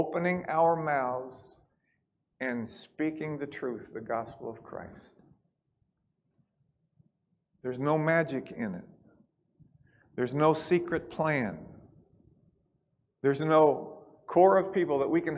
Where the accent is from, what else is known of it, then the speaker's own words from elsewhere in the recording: Kentucky, United States; we're from Kentucky